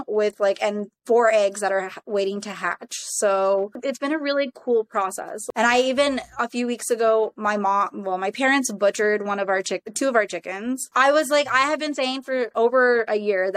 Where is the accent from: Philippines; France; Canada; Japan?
Canada; also born or lived in Toronto; I was born in Toronto, and then I was raised in the Tri-Cities for majority of my life.